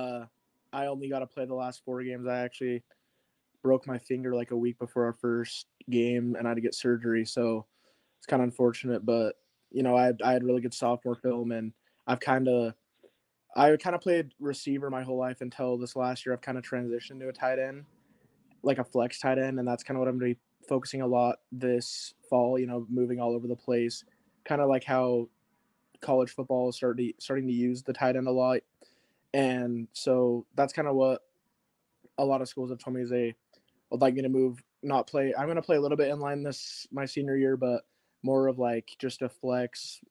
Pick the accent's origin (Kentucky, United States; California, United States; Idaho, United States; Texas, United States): Idaho, United States; Meridian; also born or lived in Salt Lake City, Utah; I'm actually originally from Salt Lake, and so are my parents, but I moved here like when I was pretty little, so I've lived in Meridian ever since